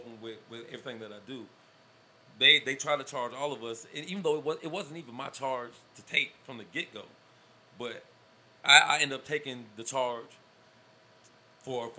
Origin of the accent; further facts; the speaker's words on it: Georgia, United States; we was from Georgia.